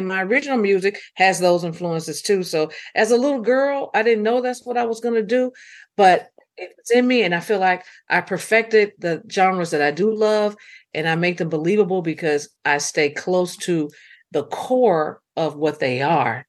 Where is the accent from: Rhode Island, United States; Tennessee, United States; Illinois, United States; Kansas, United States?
Tennessee, United States; Memphis; growing up in Memphis